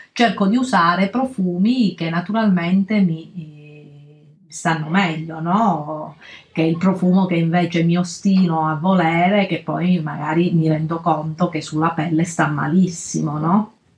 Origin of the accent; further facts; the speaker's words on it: Calabria, Italy; nella nostra terra, la Calabria, perché io e Alessia siamo calabresi